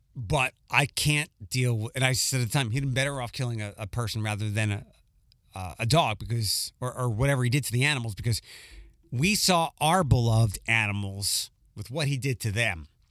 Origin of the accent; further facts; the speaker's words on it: Philadelphia, Pennsylvania, United States; I have pride for my hometown